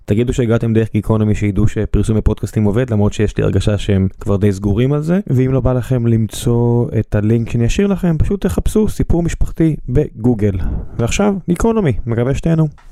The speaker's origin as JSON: {"language": "Hebrew", "town": "Beersheba", "region": "Southern District", "country": "Israel", "said": "כבאר שבעי"}